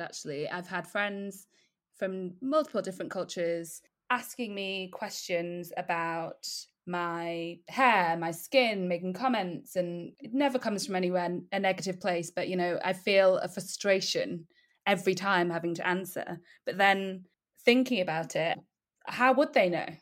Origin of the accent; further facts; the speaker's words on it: Wakefield, Yorkshire and the Humber, United Kingdom; accent: northern; also born or lived in Nigeria; a northern girl, actually. I was born in Nigeria. And mm-hmm. then my family, for some reason, moved to the city of Wakefield in West Yorkshire